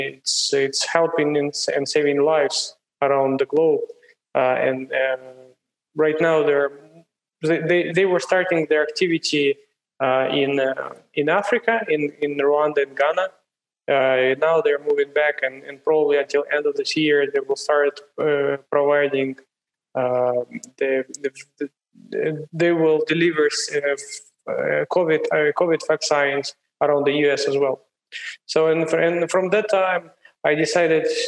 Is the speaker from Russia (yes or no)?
yes; Siberia, Russia; moved away; I was born in Siberia, in one of the coldest places in the world. So in the winter, at place where I grew, it was minus 42 Celsius.